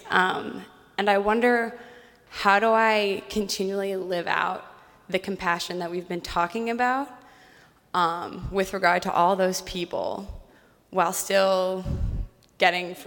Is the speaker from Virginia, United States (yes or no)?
yes; Virginia, United States; now in New York City, United States; I'm from Virginia, uh, but now I live in New York City.